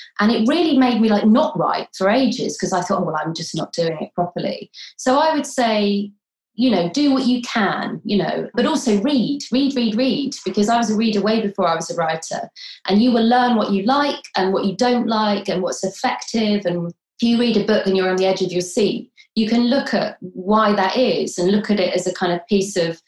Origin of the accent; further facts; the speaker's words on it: London, United Kingdom; moved away; I was born in London